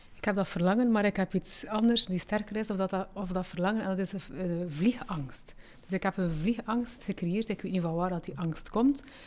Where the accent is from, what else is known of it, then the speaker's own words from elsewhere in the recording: Flanders, Belgium; also born or lived in Morocco; want ik ben daar geboren. Aan één jaar en twee maanden zijn we naar hier gekomen